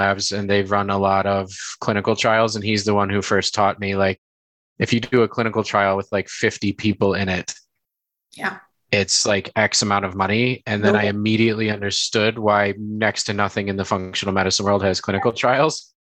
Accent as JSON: {"language": "English", "region": "Illinois", "country": "United States", "said": "I'm from Illinois"}